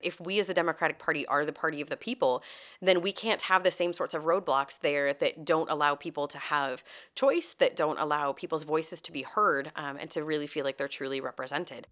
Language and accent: English; outside of Springfield, Illinois, United States; moved away as an adult; now in St. Louis, United States; I was born and raised outside of Springfield, Illinois